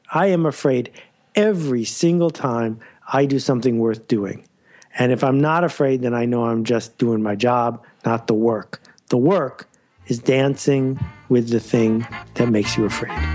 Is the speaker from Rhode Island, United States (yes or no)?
no; Buffalo, New York, United States; moved away as an adult; also born or lived in Mount Vernon, New York; I spent from year five to year eighteen outside of Buffalo, New York, a fabulous place to grow up